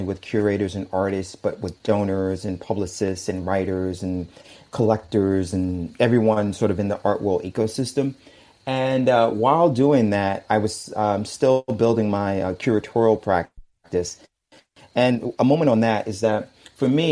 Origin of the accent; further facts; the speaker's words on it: New York City, New York, United States; moved away as an adult; now in Hayama, Japan; I'm originally from Brooklyn. I was born and raised in Bedford-Stuyvesant.